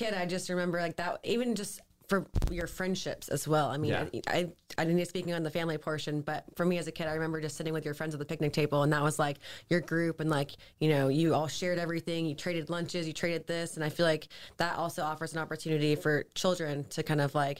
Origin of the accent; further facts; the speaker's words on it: St. Augustine, Florida, United States; I grew up on Charlotte Street.